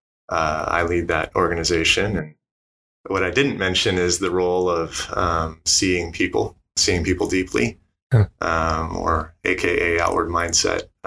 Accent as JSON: {"language": "English", "town": "Corvallis", "region": "Oregon", "country": "United States", "tie": "born or raised there", "also_born_or_lived": "Italy / Provo, Utah", "lives_now": "Salem, United States", "said": "I was born and raised in Corvallis, Oregon, about 45 minutes away"}